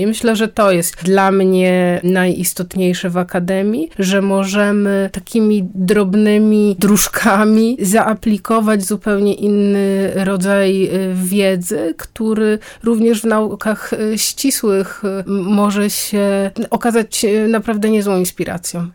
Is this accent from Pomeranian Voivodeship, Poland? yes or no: yes; near Gdańsk, Pomeranian Voivodeship, Poland; Ja pochodzę spod Gdańska